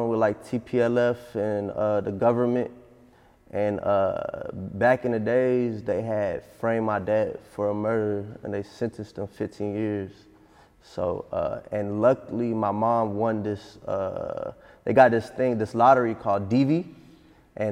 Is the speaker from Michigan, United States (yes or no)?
no; Atlanta, Georgia, United States; also born or lived in Addis Ababa, Ethiopia; We came to Atlanta and we just stayed in Atlanta. Just grew up in Atlanta since I was 3-4 years old.